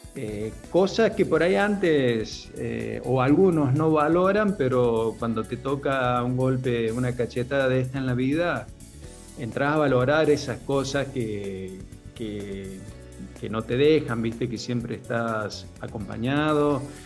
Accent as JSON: {"language": "Spanish", "region": "interior of San Luis", "country": "Argentina", "also_born_or_lived": "Córdoba", "lives_now": "San Luis, Argentina", "said": "yo soy en realidad del interior de San Luis"}